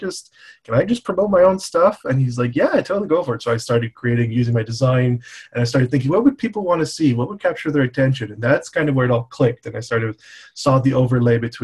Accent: Montreal, Quebec, Canada; I was born in Montreal, Canada

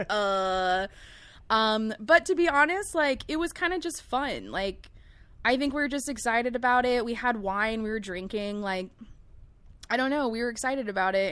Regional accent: Long Beach, California, United States; also born or lived in El Segundo; growing up in Long Beach

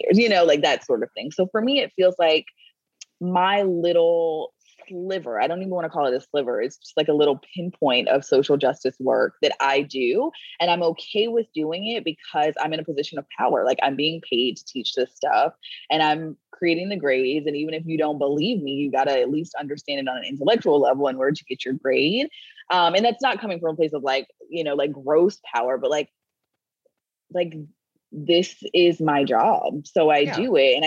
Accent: North Florida, United States; I grew up in North Florida, which is the South

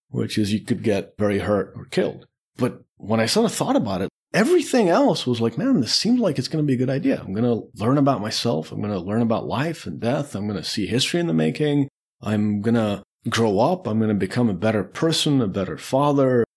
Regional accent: Czechia; moved away as an adult; also born or lived in Beirut, Lebanon; I was born in the Czech Republic.

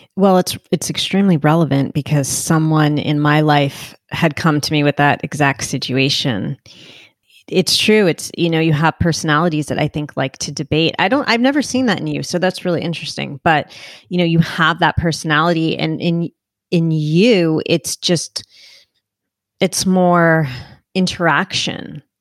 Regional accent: Northeast, United States; I'm from the Northeast

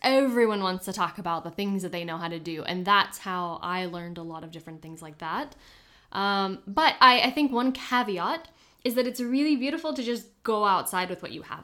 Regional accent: Kentucky, United States; moved away; also born or lived in Houston; growing up in Kentucky and being able to drive wherever I wanted

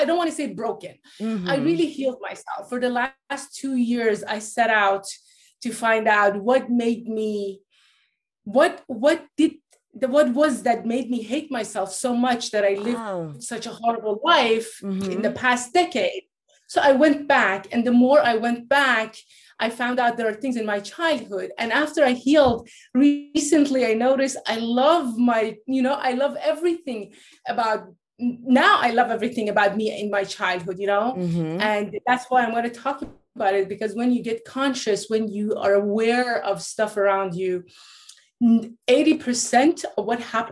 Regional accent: Norway; also born or lived in Iran; I was born in Iran. My parents are Persian, but I grew up in Norway because, like, they moved from Iran after the revolution to Norway

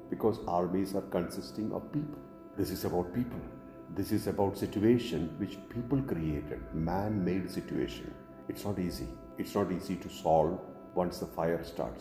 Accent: India; Indians like me

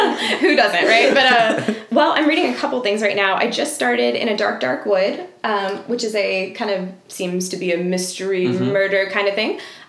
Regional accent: Tallahassee, Florida, United States; Originally, I'm from Tallahassee, but I've traveled a lot and lived in a lot of different places.

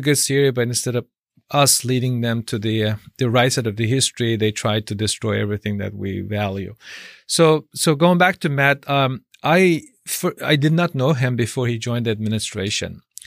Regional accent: Xinjiang, China; now in United States; my being born in a re-education camp

